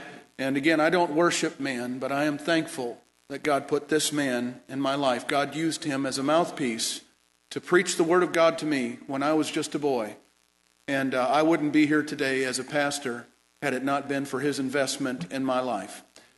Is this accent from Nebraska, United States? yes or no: no; Michigan, United States; moved away; I was raised as born in Michigan, but all the people I went to church with were from Western Kentucky.